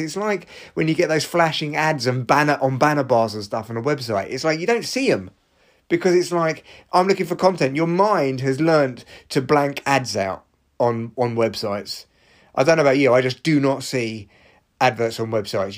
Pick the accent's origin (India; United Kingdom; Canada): United Kingdom; Barnet, London; my hometown of Barnet